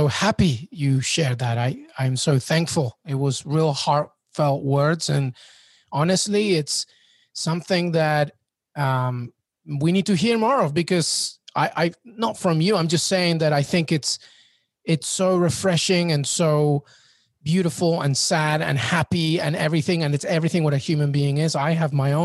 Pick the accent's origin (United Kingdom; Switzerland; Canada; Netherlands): United Kingdom; England; I was born in England and grew up in England